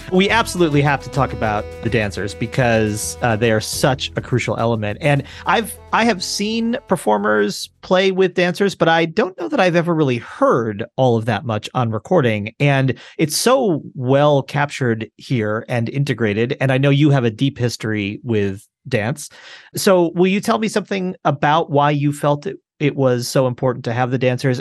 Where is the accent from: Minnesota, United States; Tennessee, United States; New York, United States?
New York, United States; Genesee River; now in Virginia, United States; born along the Housatonic, and then I grew up near the Genesee